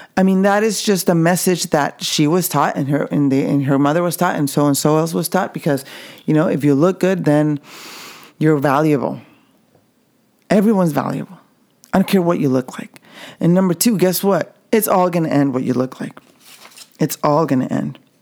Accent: Mexico; I can speak from my experience growing up in the Mexican culture. Even though I'm at the border

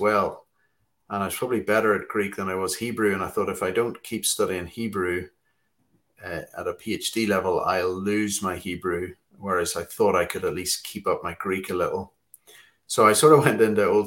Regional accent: Belfast, Northern Ireland, United Kingdom; accent: Belfast; moved away as an adult; also born or lived in Tanzania / Sydney, Australia / Cambridge; My accent's from Belfast, Northern Ireland, where I was brought up after being a missionary kid in Tanzania for a number of years

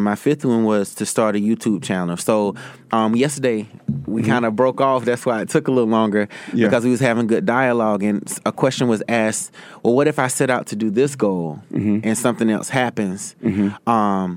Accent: Greer, South Carolina, United States; now in New York, United States; I did my first event in my hometown of Greer, South Carolina

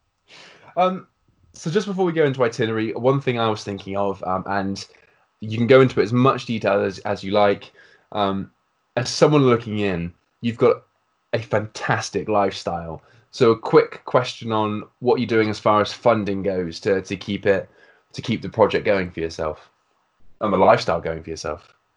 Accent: United Kingdom; as a Brit

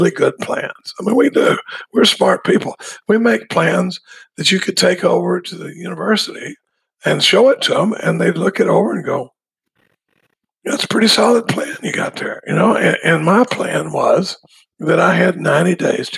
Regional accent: Dallas, Texas, United States; I grew up in Dallas

